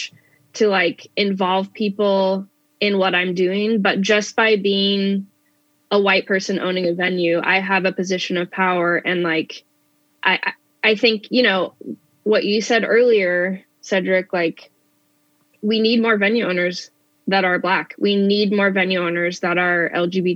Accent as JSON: {"language": "English", "town": "Spokane", "region": "Washington", "country": "United States", "tie": "born or raised there", "said": "a good friend that actually I grew up with here in Spokane"}